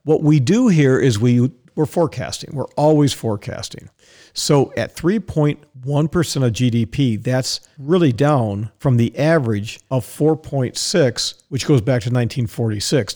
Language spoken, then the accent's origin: English; Dallas, Texas, United States; moved away; Dallas is my hometown. That's where I was born. Haven't lived in Dallas for a long time